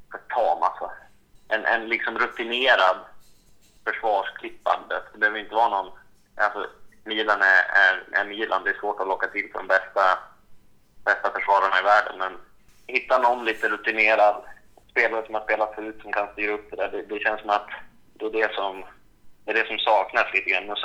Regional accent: Sweden; Som svensk vill man ju såklart eh, se Zlatan

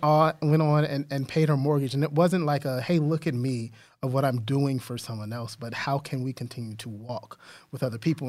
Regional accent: San Antonio, Texas, United States; that's my hometown

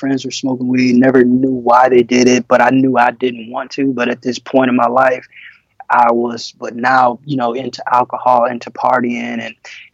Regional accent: Detroit, Michigan, United States; I'm originally from Detroit, Michigan.

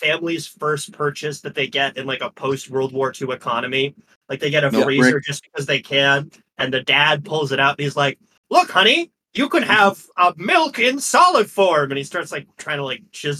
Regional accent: Midwest, United States; now in Boston, United States; I've obviously lived most of my life in Boston, but I am originally from the Midwest, and so I also have a strong respect and occasional fear of milk.

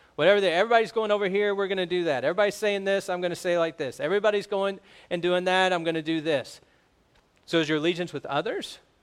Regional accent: United States; We're American

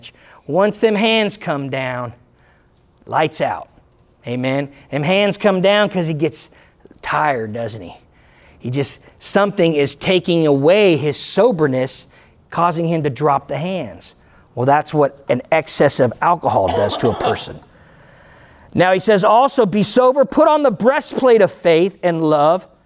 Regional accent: United States; I'm Christian first. I'm American second

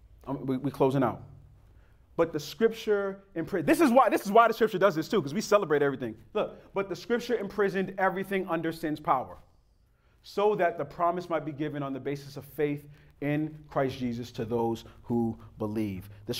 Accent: United States; And growing up in America, we don't appreciate what the law has truly done to us

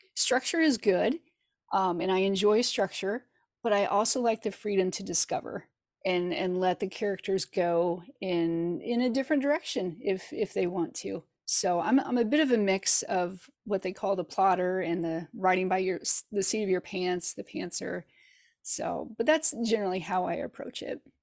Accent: Hannibal, Missouri, United States; now in Kansas City, United States; I grew up in Hannibal, Missouri, which is famous for Mark Twain

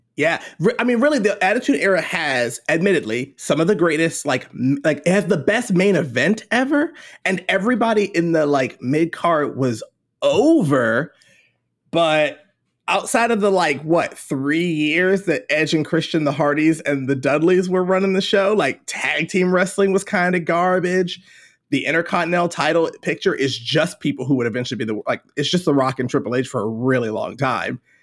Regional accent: Baltimore, Maryland, United States; now in Charleston, United States; I'm from Baltimore originally

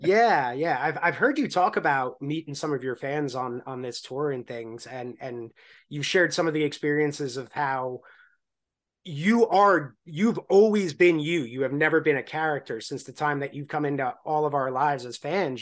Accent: Long Island, New York, United States; I grew up on Long Island

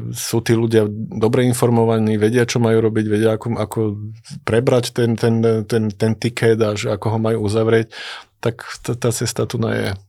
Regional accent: Bardejov, Prešov Region, Slovakia; also born or lived in Bratislava; aj ja aj Miro sme z Bardiova

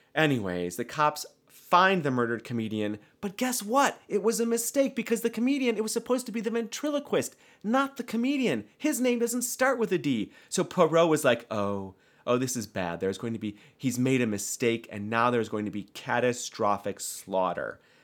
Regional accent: United States; I'm American.

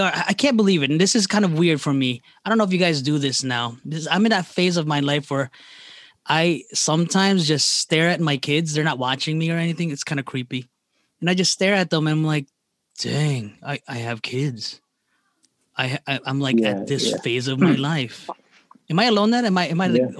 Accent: New Jersey, United States; now in Midwest, United States; I was from New Jersey

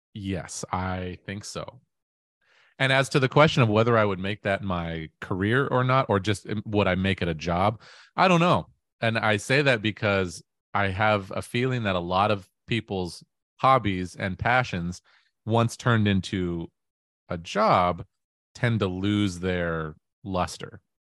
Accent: Auburn, Washington, United States; I grew up in Auburn, Washington

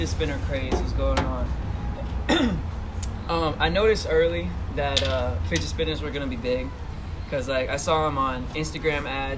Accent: Orlando, Florida, United States; So I'm 17. I'm from the Orlando area, 407

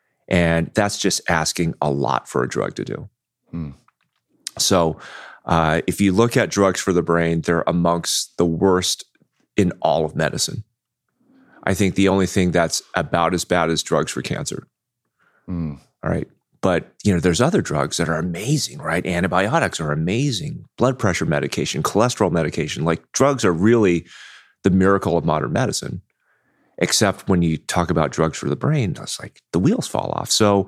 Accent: Anaheim, California, United States; also born or lived in Houston / New York / Bay Area, California; Grew up in Anaheim.

